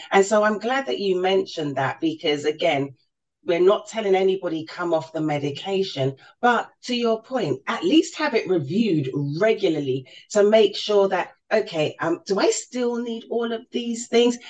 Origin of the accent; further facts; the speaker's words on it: London, United Kingdom; I was born and raised in in London